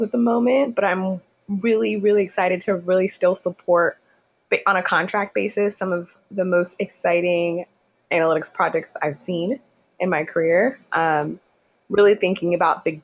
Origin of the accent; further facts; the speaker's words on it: Houston, Texas, United States; moved away as an adult; also born or lived in Nigeria / Sugar Land, Texas; now in New York City, United States; I was born in Nigeria. I call Houston home because I was raised in Houston, spent most of my childhood there.